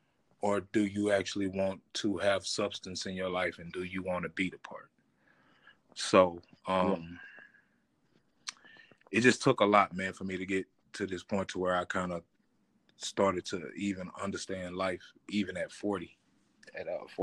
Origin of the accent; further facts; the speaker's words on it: Terrell, Texas, United States; born there; We started in the South. Actually, I was born in Terrell, Texas.